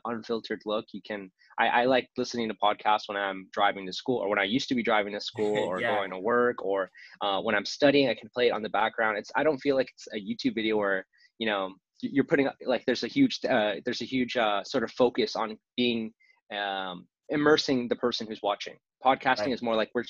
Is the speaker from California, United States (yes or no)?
yes; Southern California, United States; I am from Southern California, born and raised